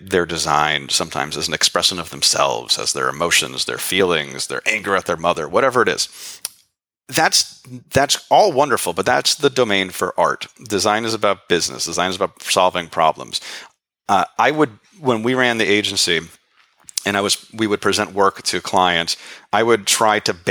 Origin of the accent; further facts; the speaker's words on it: New York City, New York, United States; as a New Yorker